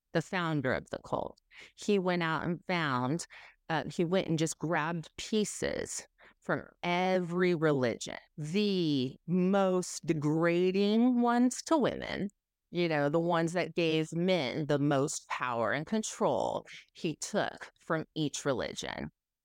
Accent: Southern California, United States; now in Tennessee, United States; I grew up in Southern California. My parents moved there from Dubuque, East Dubuque, Illinois. So just a hole in the wall place in Illinois. And we end up in California.

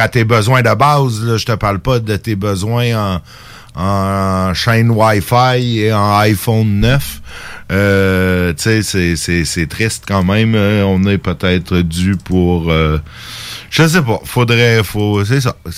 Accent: Saint-Jérôme, Quebec, Canada; c'est ma ville natale

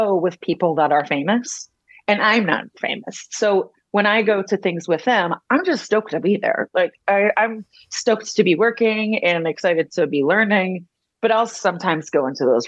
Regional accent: Kentucky, United States; born or raised there; moved away

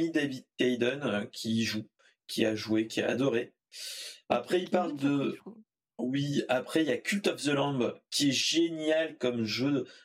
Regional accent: France; Euh, euh, je suis français.

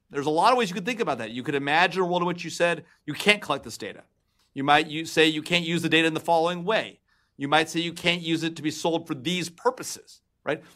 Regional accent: Los Angeles, California, United States; I'm from L A.

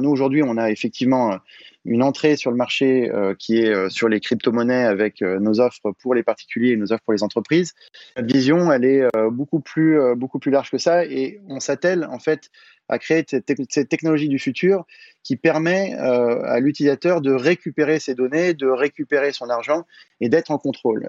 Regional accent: Paris, Île-de-France, France; je suis parisien, je toujours habité à Paris

